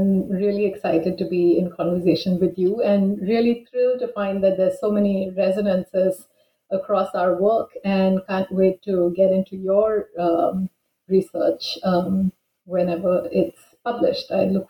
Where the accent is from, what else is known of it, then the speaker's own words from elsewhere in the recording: Bangalore, Karnataka, India; also born or lived in New Delhi; And I grew up in Bangalore and did my undergraduate in English, and then pursued an MA and MPhil in English in Jawaharlal Nehru University in New Delhi.